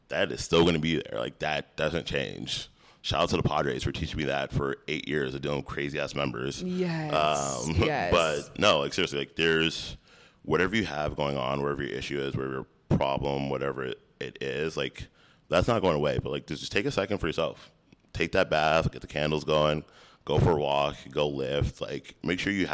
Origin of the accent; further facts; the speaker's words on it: United States; my parents being, like, born and raised in Haiti to me being the first, like, American in the family